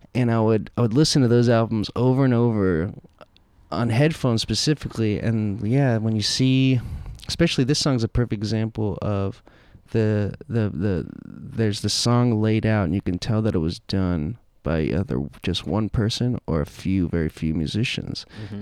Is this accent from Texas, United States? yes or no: yes; Dallas, Texas, United States; all the people I grew up around in Dallas